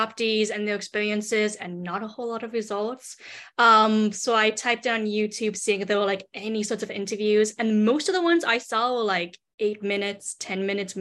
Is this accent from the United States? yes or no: yes; California, United States; also born or lived in China / Oregon; I was born in China, adopted into a white family, raised in California, and then moved to Oregon in 2016 for my undergraduate and then master's.